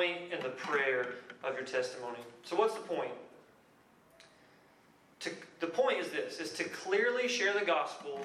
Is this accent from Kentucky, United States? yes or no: yes; Lebanon, Kentucky, United States; moved away; I'm from a little bitty place in Kentucky called Lebanon